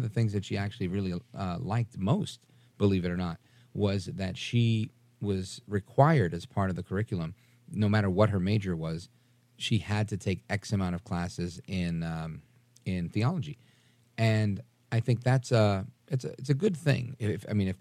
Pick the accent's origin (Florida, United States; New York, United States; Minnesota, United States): New York, United States; New York City; I was raised Catholic in Brooklyn, New York